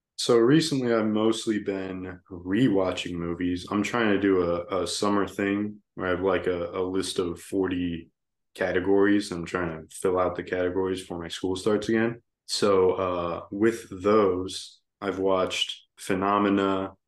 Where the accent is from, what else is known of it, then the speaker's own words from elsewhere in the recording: Virginia, United States; I'm from Virginia